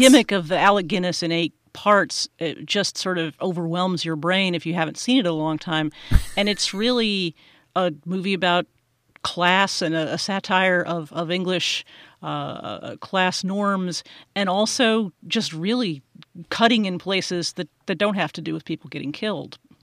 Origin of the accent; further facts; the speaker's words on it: United States; as an American